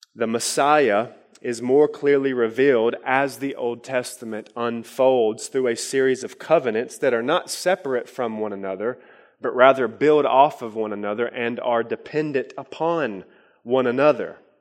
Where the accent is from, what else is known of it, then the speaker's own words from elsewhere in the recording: Harlan County, Kentucky, United States; he had us in a poor co, uh, county in Harlan County, Kentucky